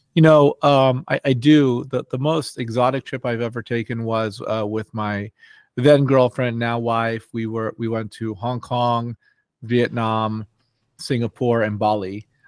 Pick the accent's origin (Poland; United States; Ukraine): United States; Los Angeles, California; also born or lived in New York; I grew up, um, here in Los Angeles